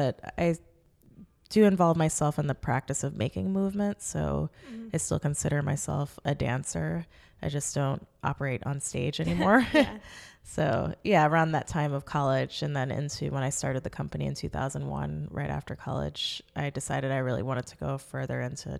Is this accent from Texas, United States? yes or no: no; New York City, New York, United States; I grew up in Manhattan, and I went to independent grade school and high school in New York.